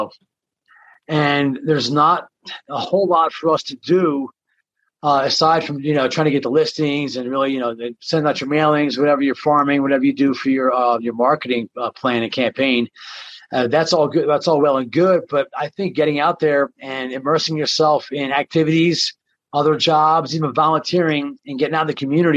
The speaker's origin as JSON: {"language": "English", "town": "Atlantic City", "region": "New Jersey", "country": "United States", "accent": "Jersey", "moved": "as an adult", "lives_now": "Colorado, United States", "said": "I'm originally from South Jersey, Atlantic City and the beaches."}